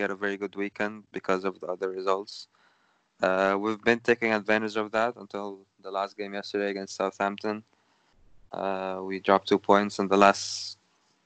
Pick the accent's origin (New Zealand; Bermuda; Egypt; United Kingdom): Egypt; now in Canada; I'm Egyptian, living in Canada.